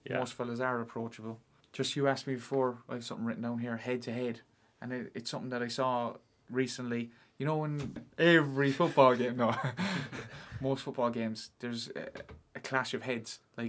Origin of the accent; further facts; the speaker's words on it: Cork, Munster, Ireland; moved away; I'm from Cork